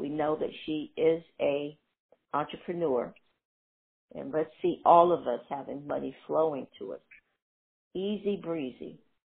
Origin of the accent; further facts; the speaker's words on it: North Carolina, United States; I'm from North Carolina.